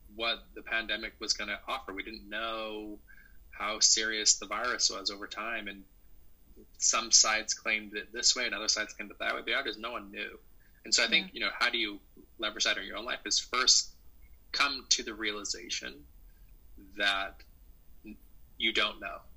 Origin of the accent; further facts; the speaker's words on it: Salt Lake City, Utah, United States; moved away; also born or lived in Centreville, Virginia; I grew up in Salt Lake City, Utah